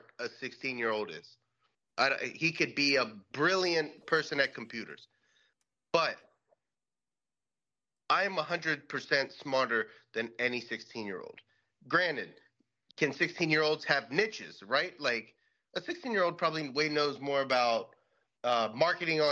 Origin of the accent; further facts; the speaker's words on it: Pennsylvania, United States; I'm from Pennsylvania, dude. I'm American.